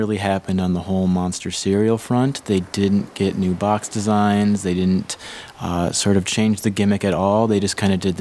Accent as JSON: {"language": "English", "region": "Michigan", "country": "United States", "tie": "born or raised there", "said": "representing my home state here"}